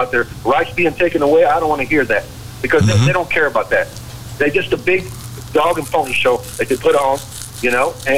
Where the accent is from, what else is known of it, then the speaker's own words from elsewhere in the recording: United States; I'm American, you know, born and raised